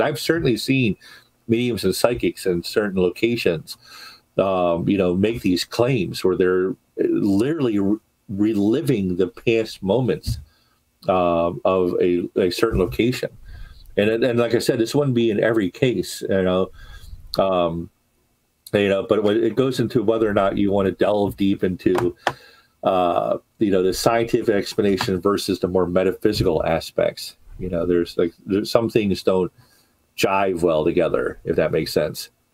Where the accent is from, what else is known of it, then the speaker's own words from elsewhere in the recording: Baltimore, Maryland, United States; my hometown of Baltimore